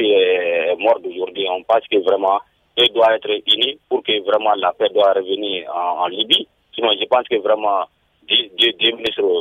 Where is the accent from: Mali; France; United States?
Mali; je vous appelle euh, toujours dans mon village natal à Sonic, 35 km de Bamako.